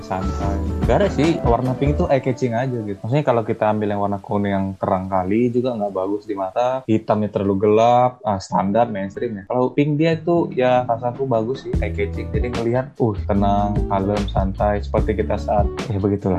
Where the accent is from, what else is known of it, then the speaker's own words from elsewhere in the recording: Medan, North Sumatra, Indonesia; aku dari Unimed, Universitas Negeri Medan, asal Medan